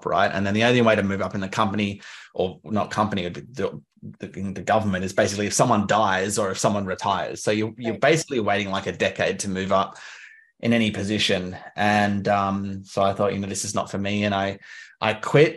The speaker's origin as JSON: {"language": "English", "town": "Canberra", "region": "Australian Capital Territory", "country": "Australia", "moved": "yes", "said": "I'm from Canberra. I don't live there anymore."}